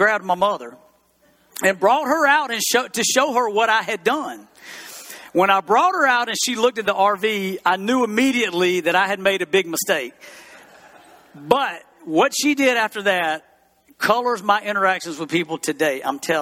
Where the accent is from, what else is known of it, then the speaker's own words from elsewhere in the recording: East Brewton, Alabama, United States; moved away; I grew up in East Bruton, Alabama